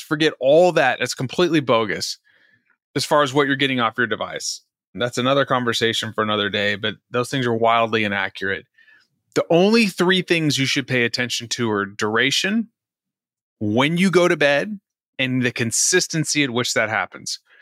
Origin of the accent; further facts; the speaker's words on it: Dallas, Texas, United States; also born or lived in Virginia; now in Houston, United States; I'm from Dallas originally